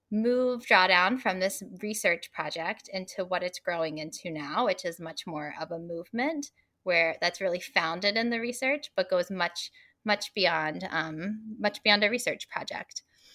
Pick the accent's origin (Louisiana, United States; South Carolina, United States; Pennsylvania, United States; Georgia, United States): Georgia, United States; Atlanta; also born or lived in Washington, D.C.; now in Atlanta, United States; I'm originally from Atlanta. And so about 2 years ago, after spending 10 years working on federal climate policy in DC, I moved back